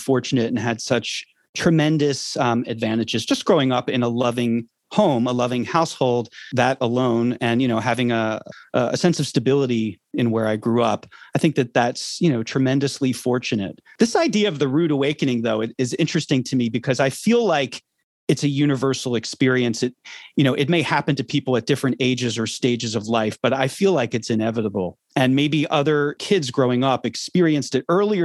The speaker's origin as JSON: {"language": "English", "town": "Philadelphia", "region": "Pennsylvania", "country": "United States", "tie": "born or raised there", "said": "I grew up in Philadelphia, Pennsylvania"}